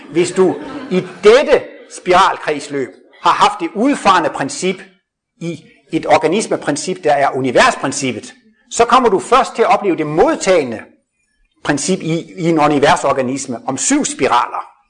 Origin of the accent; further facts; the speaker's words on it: Jutland, Denmark; Jeg kommer fra Jylland af